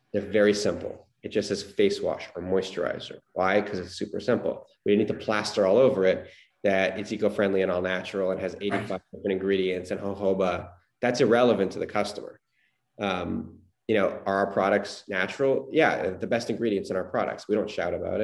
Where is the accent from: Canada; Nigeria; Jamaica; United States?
Canada; Montreal, Quebec; growing up in Montreal